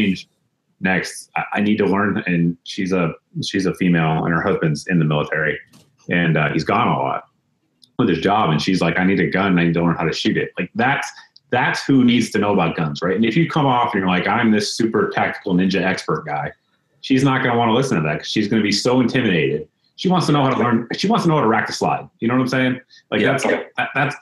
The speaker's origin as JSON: {"language": "English", "town": "Springfield", "region": "Massachusetts", "country": "United States", "tie": "born or raised there", "said": "I'm from Springfield, Massachusetts, for those that don't know. So, like, I grew up almost across the street from Smith & Wesson"}